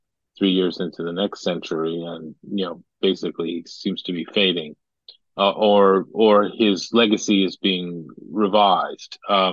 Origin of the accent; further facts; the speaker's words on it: Massachusetts, United States; I grew up near Salem too, so I'm very familiar with Salem.